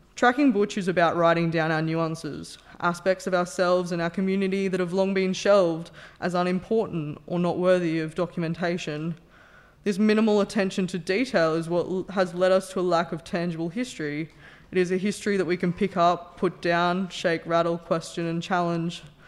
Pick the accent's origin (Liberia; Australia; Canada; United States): Australia; Newcastle, New South Wales; I grew up in Newcastle, a working-class heartland with roots in alcoholism and steel.